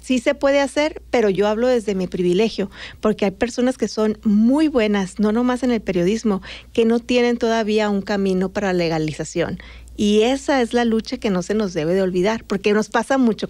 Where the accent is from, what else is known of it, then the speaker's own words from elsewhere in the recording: Magdalena de Kino, Sonora, Mexico; moved away as an adult; also born or lived in Los Angeles, United States; now in Phoenix, United States; como soy de Magdalena, hasta una hora de Nogales y Nogales es frontera, mi vida siempre fue muy fronteriza